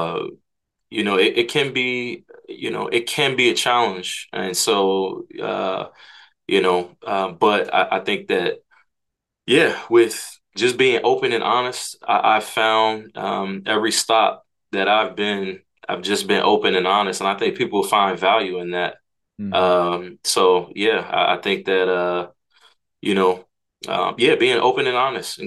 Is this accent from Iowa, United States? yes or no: no; Hyattsville, Maryland, United States; also born or lived in Takoma Park, Maryland / Frederick, Maryland; I'm from the DMV area, grew up in Hyattsville, Maryland